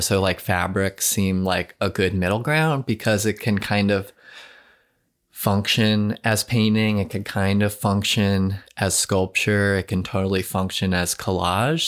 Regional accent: Long Island, New York, United States; moved away as an adult; I'm from Long Island, and I have, like, a strong connection to that landscape

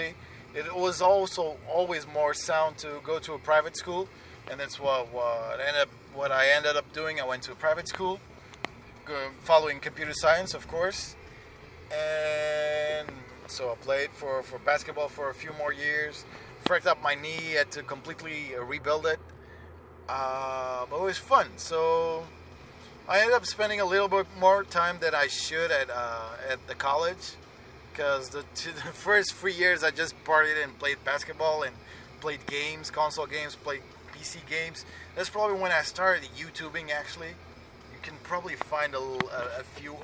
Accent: Lisbon, Portugal; Besides me having family there, and it's my hometown. I was born there

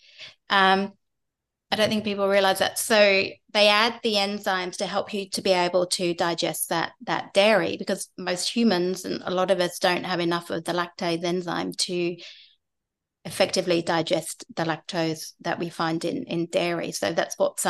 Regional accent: England, United Kingdom; I'm English

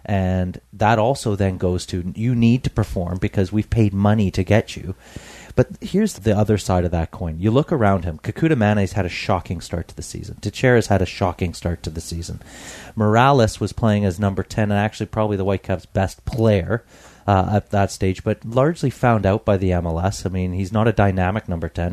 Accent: Canada; I'm a Canadian

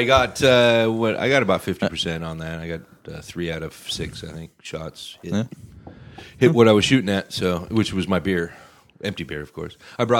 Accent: Skagit County, Washington, United States; I grew up in Skagit County.

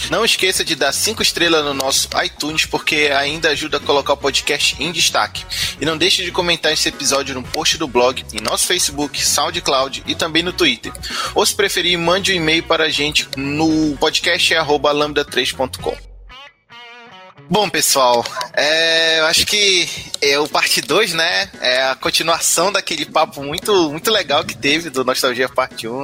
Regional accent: Belém, Pará, Brazil; eu sou de Belém do Pará, o norte do Brasil.

